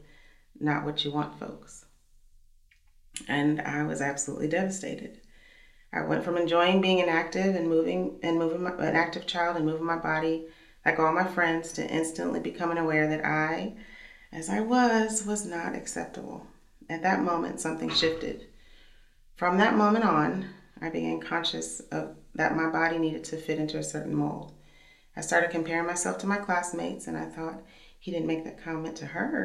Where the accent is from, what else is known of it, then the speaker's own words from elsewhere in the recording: Missouri, United States; now in Kansas City, United States; I'm from Missouri, and so this is home for us